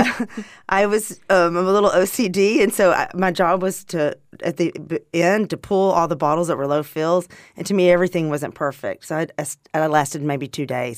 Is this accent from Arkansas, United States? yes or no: yes; Arkansas, United States; moved away; also born or lived in California; I grew up in Arkansas